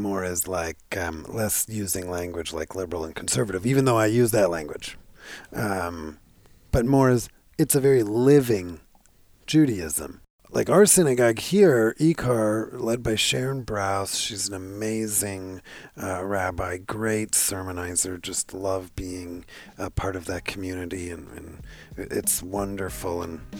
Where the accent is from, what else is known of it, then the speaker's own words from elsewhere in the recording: Canada; No, I'm Canadian.